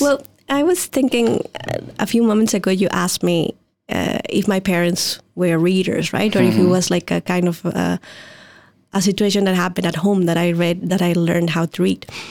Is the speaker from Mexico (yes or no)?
yes; Mexico; moved away; I was born and raised in Mexico